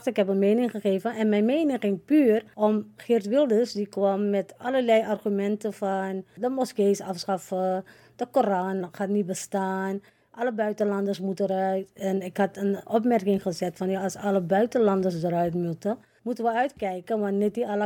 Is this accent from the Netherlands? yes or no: yes; Netherlands; Het gaat om Nederlanders. Wij zijn Nederlanders.